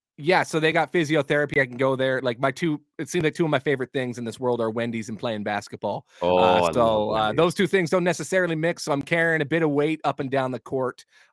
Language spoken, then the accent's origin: English; Vancouver, British Columbia, Canada; I'm from Vancouver, BC.